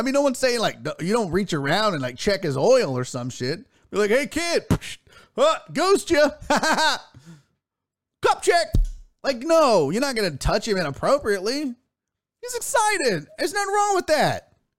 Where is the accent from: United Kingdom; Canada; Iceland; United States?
Canada; Because I'm Canadian, and it's kind of in our, yeah, it's in the bylaws of being a Canadian that we have to be nice.